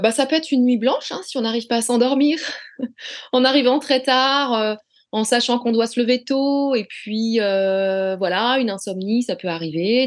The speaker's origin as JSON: {"language": "French", "town": "Rennes", "region": "Brittany", "country": "France", "tie": "born or raised there", "said": "J'ai toujours vécu à Rennes"}